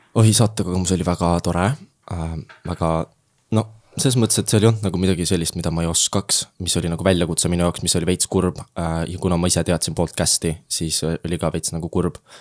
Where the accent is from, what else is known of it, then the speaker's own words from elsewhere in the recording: Jüri, Harju County, Estonia; ma tulen Tallinna lähedalt hetkel. Äh, aga ma nimetan ennast tallinlaseks